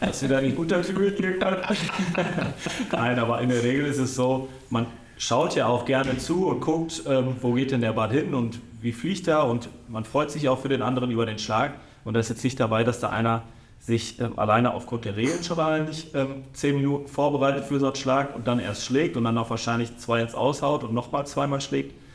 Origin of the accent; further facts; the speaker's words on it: Datteln, North Rhine-Westphalia, Germany; als gebürtiger Dattelner